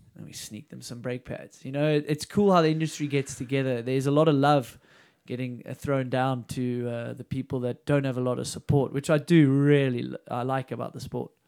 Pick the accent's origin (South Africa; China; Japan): South Africa; I was a junior from South Africa